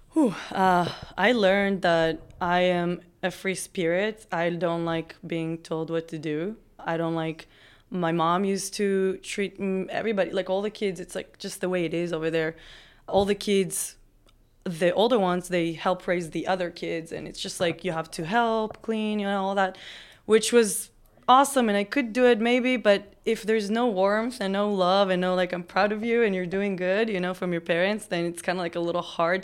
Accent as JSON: {"language": "English", "country": "Israel", "tie": "born or raised there", "also_born_or_lived": "Las Vegas", "moved": "as an adult", "lives_now": "Austin, United States", "said": "I grew up in a Orthodox family in Israel"}